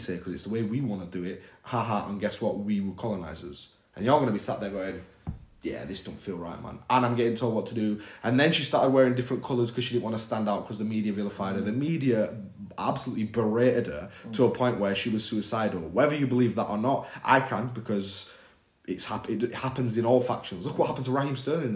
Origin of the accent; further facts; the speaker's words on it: United Kingdom; as an Indian person in the UK, who was raised in this area, literally living in the area I was raised